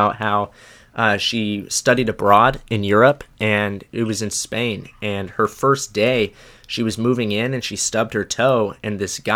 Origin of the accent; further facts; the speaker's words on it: United States; I'm American